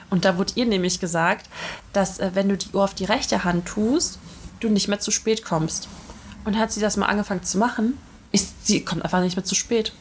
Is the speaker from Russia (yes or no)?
yes; Russia; now in Germany; ich gerade äh, in meiner Heimat bin, in Russia